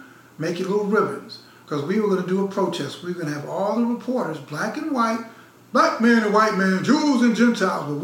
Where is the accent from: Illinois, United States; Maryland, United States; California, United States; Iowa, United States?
Illinois, United States; Chicago; now in Harlem, New York, United States; I grew up in Chicago